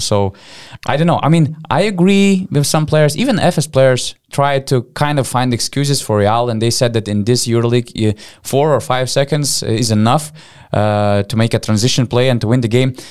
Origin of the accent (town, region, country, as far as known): Panevėžys, Panevėžys County, Lithuania; born or raised there